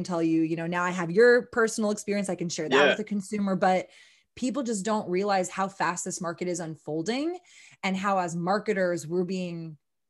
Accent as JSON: {"language": "English", "town": "Austin", "region": "Texas", "country": "United States", "tie": "born or raised there", "said": "Born and raised in Austin, Texas"}